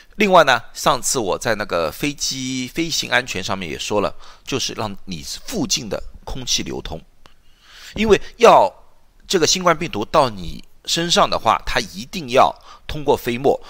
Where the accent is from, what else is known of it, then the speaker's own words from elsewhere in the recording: China; 因为你知道中国的餐厅，我们都中国人